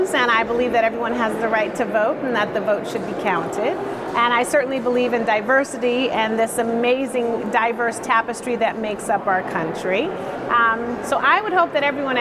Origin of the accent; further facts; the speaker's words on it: Chicago, Illinois, United States; I'm originally from Chicago. I was born in Lincoln Park and was raised in Bronzeville and Hyde Park